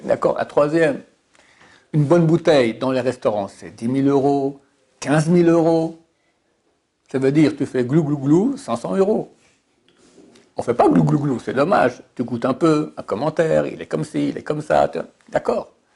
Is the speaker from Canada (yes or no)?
no; Switzerland; je suis suisse